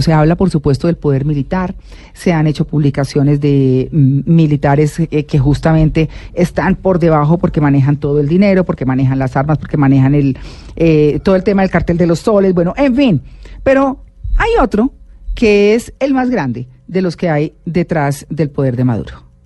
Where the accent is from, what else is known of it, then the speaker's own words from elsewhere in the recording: Santanderes, Colombia; moved away; also born or lived in Pamplona; que llegué a los Santanderes y crecí allá un tiempo y me fui de los Santanderes